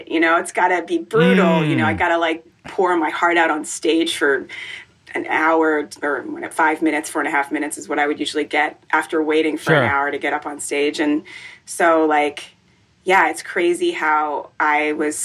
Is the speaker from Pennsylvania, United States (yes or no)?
no; Rockville, Maryland, United States; also born or lived in Jamaica; I grew up in Rockville, Maryland